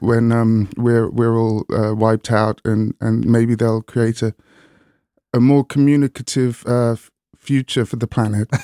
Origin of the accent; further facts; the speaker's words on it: Hastings, South East England, United Kingdom; also born or lived in London; now in Brighton, United Kingdom; I grew up in Hastings, I call Brighton home now